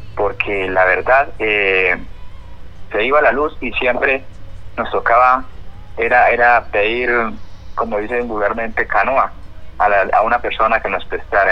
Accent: Cubarral, Meta, Colombia; yo soy nacido y criado acá en Cuba

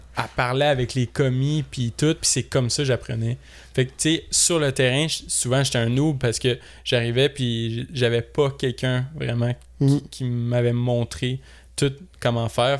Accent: Saint-Lazare, Quebec, Canada; moved away; j'ai 22. Euh, je suis originaire de Saint-Lazare

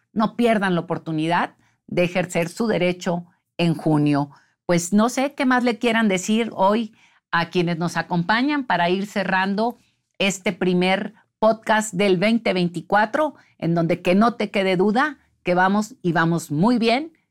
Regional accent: Sinaloa, Mexico; de donde yo vengo, de Sinaloa

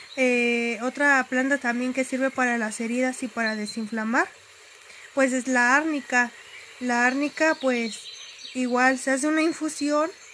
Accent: Acambay de Ruiz Castañeda, State of Mexico, Mexico; Pertenezco al municipio de Acambay de Ruiz Castañeda, vivo en la comunidad de Gansda Acambay

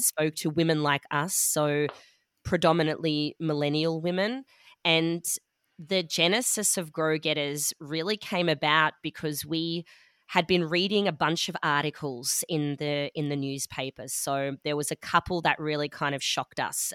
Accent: Melbourne, Victoria, Australia; moved away as an adult; also born or lived in Sydney / London / Dusseldorf; now in Munich, Germany; I'm from Melbourne, Australia, um, but I've also lived in a few other places, Sydney, London, Dusseldorf as well.

